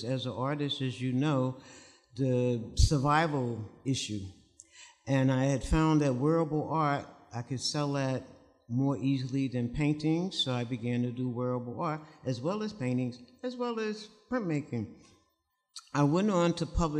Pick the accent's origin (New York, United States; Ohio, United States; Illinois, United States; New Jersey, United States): New York, United States; New York City; was born and raised in Harlem, and this is the early 60s